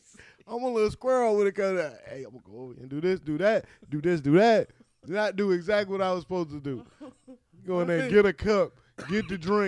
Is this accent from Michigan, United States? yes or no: no; Danville, Virginia, United States; in Danville, Virginia, my hometown.